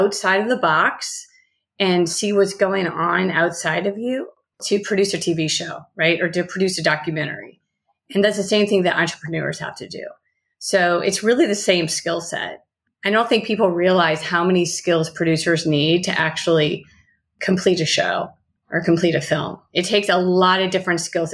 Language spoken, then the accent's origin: English; New Orleans, Louisiana, United States; moved away as an adult; also born or lived in Boulder, Colorado; now in Los Angeles, United States; moved back home to New Orleans